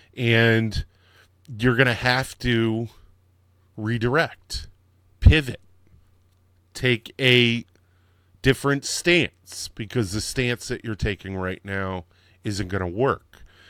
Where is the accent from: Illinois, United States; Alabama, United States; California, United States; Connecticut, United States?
Connecticut, United States; also born or lived in Dallas, Texas; now in New York, United States; I was born in Dallas, but my mom remarried, and then we moved to Connecticut. And in Connecticut, they have all these historical things that you go on so many field trips in elementary and middle school